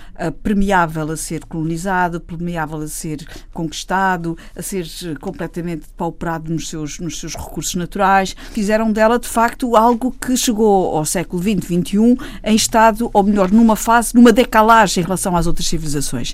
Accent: Lubango, Huíla, Angola; moved away; quando eu nasci eh, lá na maternidade em Sada Bandeira

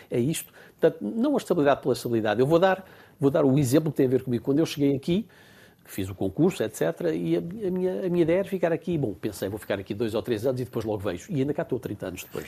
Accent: Portugal; moved away as an adult; now in Strasbourg, France; sou português, continuo a sentir-me português

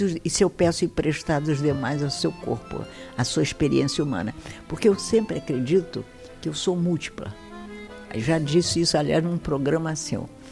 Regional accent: Brazil; sou brasileiro

